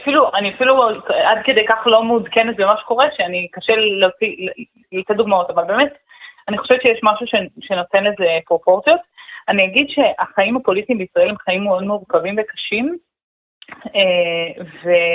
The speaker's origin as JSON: {"language": "Hebrew", "town": "Omer", "region": "Southern District", "country": "Israel", "tie": "born or raised there", "said": "אני גדלתי בעומר, אני מדברת עברית"}